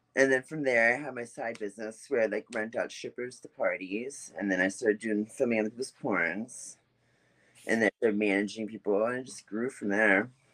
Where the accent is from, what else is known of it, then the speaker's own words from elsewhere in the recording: Baltimore, Maryland, United States; moved away; I grew up in Baltimore, Maryland.